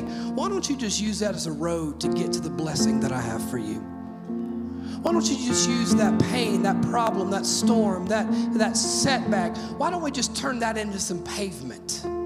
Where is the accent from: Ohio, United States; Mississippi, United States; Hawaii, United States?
Mississippi, United States; now in Oak Ridge, United States; I'm from Mississippi where tornadoes are just as common as mosquitoes